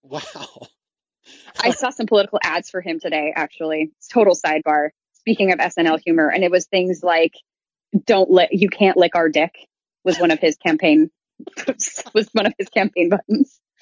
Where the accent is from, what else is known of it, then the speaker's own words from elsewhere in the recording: Midwest, United States; moved away; I grew up in the Midwest and show choir is such a huge thing out there